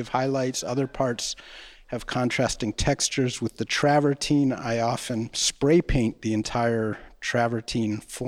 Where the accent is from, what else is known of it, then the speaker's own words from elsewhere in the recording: Los Angeles, California, United States; moved away as an adult; also born or lived in Chicago / Santa Cruz; now in Pietrasanta, Italy; I grew up in Los Angeles